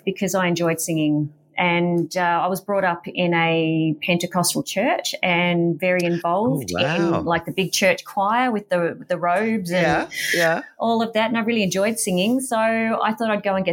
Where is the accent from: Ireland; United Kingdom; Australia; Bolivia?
Australia; Wodonga, Victoria; also born or lived in Albury, New South Wales / Melbourne, Victoria; I was born in Albury and lived in Wodonga